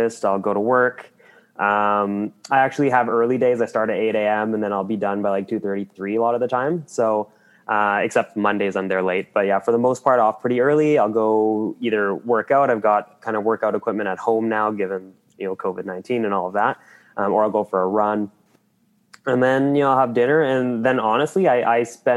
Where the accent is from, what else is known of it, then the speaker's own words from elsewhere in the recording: Qualicum Beach, British Columbia, Canada; I'm from Vancouver Island, Qualicum Beach specifically, although I've lived all over the island. That's just where I spent most of my time